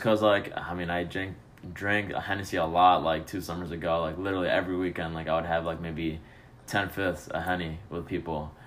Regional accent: Chicago, Illinois, United States; now in Addison, United States; I'm from Chicago

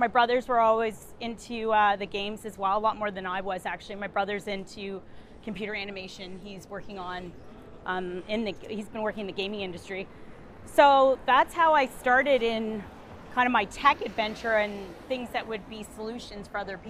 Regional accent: Ottawa, Ontario, Canada; born there; So I was born in Ottawa, Ontario.

